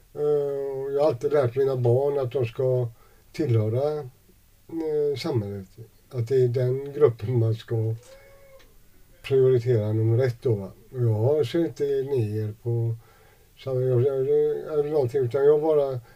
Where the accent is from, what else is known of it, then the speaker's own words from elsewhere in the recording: Gothenburg, Västra Götaland, Sweden; also born or lived in Jönköping / Degerfors; jag växte upp i Gamlestaden